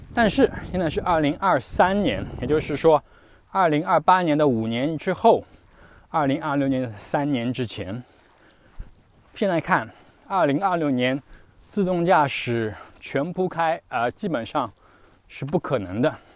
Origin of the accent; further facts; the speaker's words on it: China; first language Chinese; moved away; 我们这种在海外生活的中国人